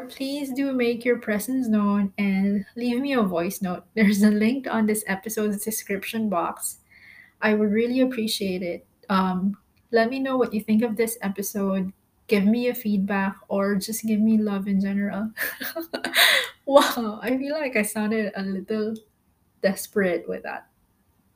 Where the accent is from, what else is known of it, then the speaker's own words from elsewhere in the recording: Philippines; moved away as an adult; now in Malaysia; I am a Filipino, by the way, currently staying in Malaysia. I've been here for about 3 years now